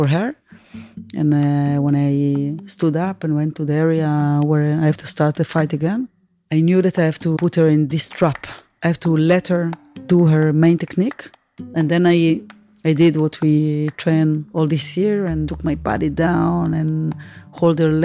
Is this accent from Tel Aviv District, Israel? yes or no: yes; Tel Aviv, Tel Aviv District, Israel; from Tel Aviv